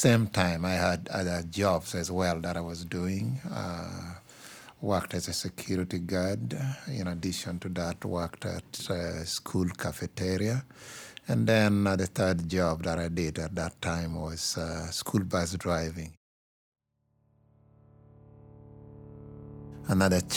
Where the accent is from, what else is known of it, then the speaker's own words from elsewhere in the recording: Uganda; moved away as an adult; now in San Diego, United States; I came from Uganda and came to this country as a refugee